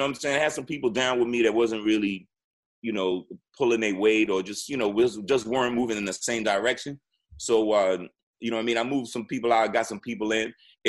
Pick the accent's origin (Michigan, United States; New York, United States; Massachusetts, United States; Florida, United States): New York, United States; but I'm from New York. But I'm from New York, so yeah.